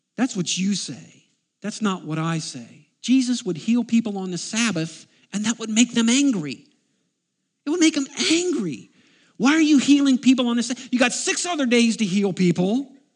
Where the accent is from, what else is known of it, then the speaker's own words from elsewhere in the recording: United States; I am an American